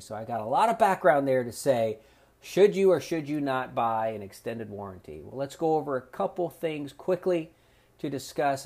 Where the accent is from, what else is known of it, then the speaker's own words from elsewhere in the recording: South Florida, United States; now in North Carolina, United States; growing up in South Florida